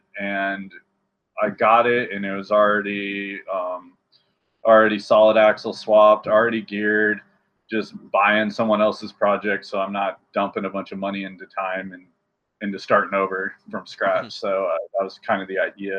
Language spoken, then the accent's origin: English; Nebraska, United States; moved away; I'm originally from Nebraska